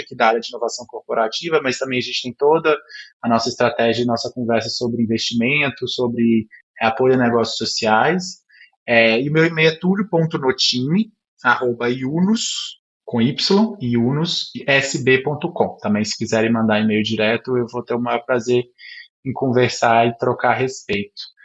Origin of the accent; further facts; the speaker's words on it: Minas Gerais, Brazil; eu sou mineiro